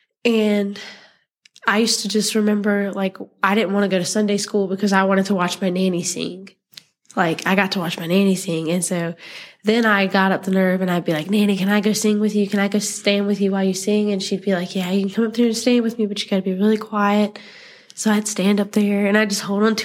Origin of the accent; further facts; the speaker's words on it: New London, Virginia, United States; I grew up about 20 minutes down the road from here in New London, so not very far away.